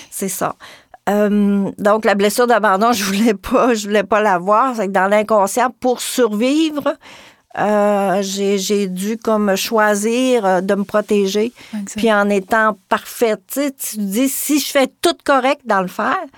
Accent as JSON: {"language": "French", "area": "Gaspésie", "region": "Quebec", "country": "Canada", "said": "par chez nous en Gaspésie"}